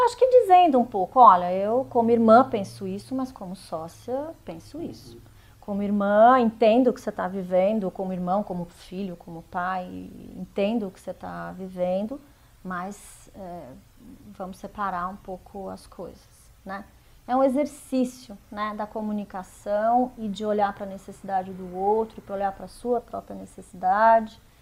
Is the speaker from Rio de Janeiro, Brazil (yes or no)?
no; interior of Mato Grosso do Sul, Brazil; eu sou de, do interior de Mato Grosso do Sul